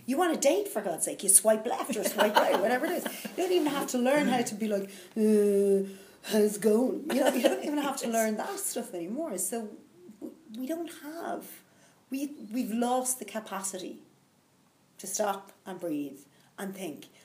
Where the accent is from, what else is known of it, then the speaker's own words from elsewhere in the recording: Dublin, Leinster, Ireland; I'm from Dublin